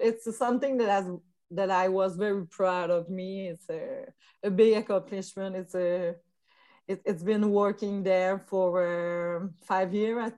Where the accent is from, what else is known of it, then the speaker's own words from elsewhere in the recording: Magdalen Islands, Quebec, Canada; English is a second language; also born or lived in Montreal; I come from Magdalen Island. It's far in Quebec. It's a little island in the fleuve Saint Laurent